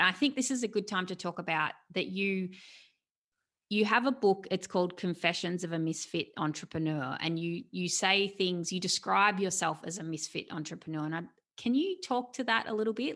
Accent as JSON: {"language": "English", "country": "Australia", "said": "I'm an Australian, I'm here in Australia."}